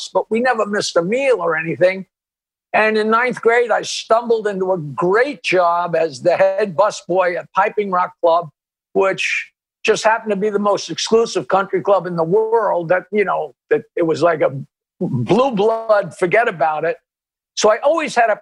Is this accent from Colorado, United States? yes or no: no; Long Island, North Shore of Nassau County, New York, United States; I grew up on Long Island on the North Shore of Nassau County in a very, very crazily wealthy area